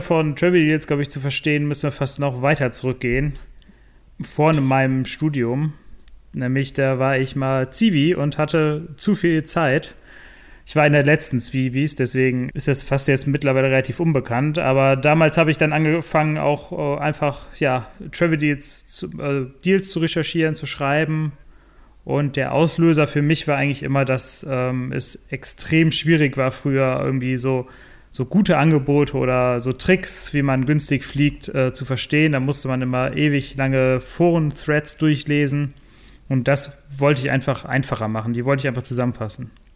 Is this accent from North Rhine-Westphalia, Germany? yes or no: yes; Bonn, North Rhine-Westphalia, Germany; ursprünglich komme ich aus Bonn, habe da auch studiert